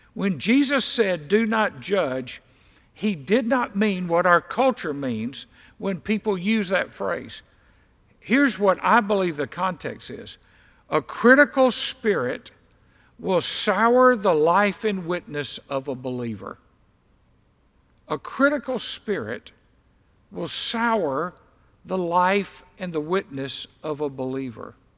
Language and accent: English; Deep South, United States; I was raised in the deep south. I was raised in the Bible Belt